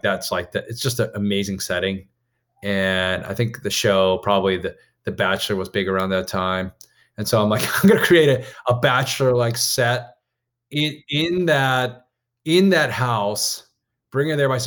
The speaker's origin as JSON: {"language": "English", "region": "Maryland", "country": "United States", "said": "I went to school in Maryland. I'm from Maryland"}